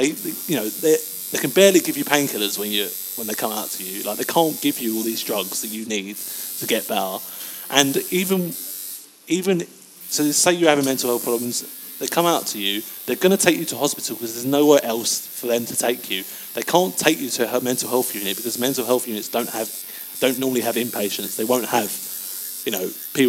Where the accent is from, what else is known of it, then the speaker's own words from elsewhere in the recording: England, United Kingdom; as English people